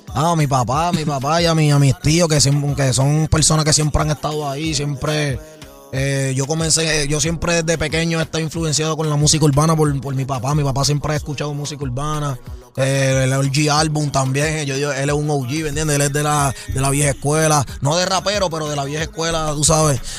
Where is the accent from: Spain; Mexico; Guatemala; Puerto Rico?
Puerto Rico; also born or lived in United States; yo salí de Puerto Rico, salí de abajo